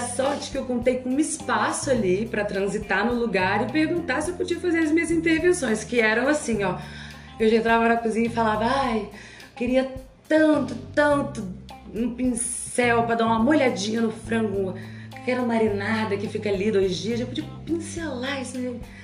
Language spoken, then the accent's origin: Portuguese; Ceará, Brazil; now in Rio de Janeiro, Brazil; Passei a minha infância, nasci numa colônia libanesa, no Ceará, filha de mãe solteira